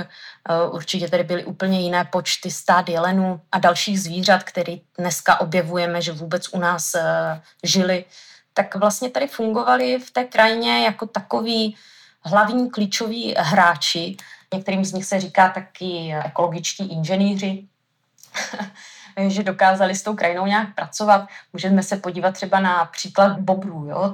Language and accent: Czech; Haná, Olomouc Region, Czechia; Já jsem tady, eh, z Hané